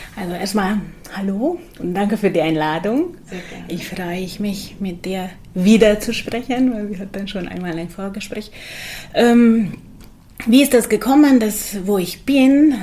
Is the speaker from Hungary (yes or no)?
yes; Budapest, Hungary; German is a second language; moved away as an adult; also born or lived in Augsburg, Germany; now in Berlin, Germany; Ich komme aus Budapest, also aus Ungarn.